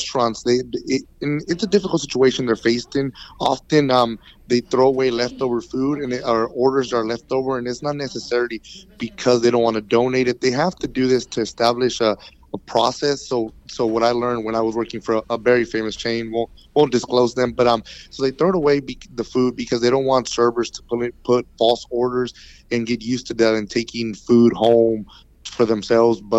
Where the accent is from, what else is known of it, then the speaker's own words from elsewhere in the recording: Pasadena, United States; also born or lived in Aldine; I grew up in Pasadena and in Alden, both my majority-minority communities